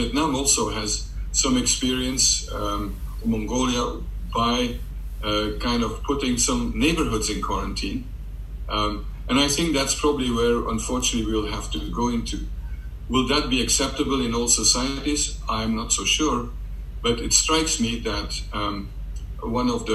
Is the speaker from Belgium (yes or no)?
yes; Belgium; now in London, United Kingdom; I'm from Belgium